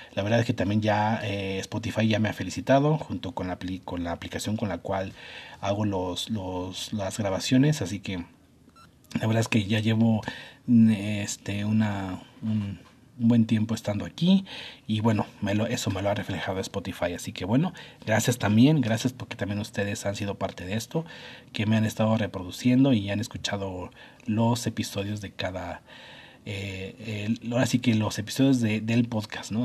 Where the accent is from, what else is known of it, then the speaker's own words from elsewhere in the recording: Mexico; nosotros como mexicanos